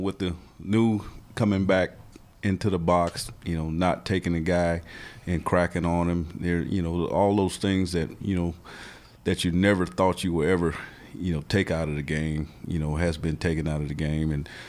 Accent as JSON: {"language": "English", "region": "Florida", "country": "United States", "said": "You know, I'm from Florida, so I like being on the grass, you know."}